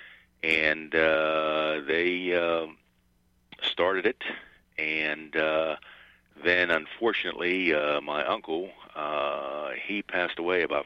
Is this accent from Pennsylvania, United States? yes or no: yes; Glassport, Pennsylvania, United States; I grew up in Glassport